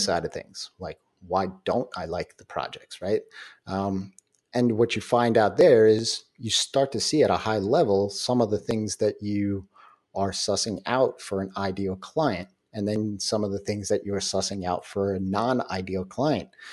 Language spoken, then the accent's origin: English; New York, United States; I'm a New Yorker